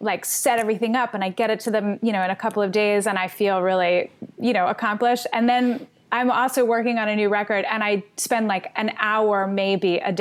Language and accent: English; Philadelphia, Pennsylvania, United States; I grew up in Philadelphia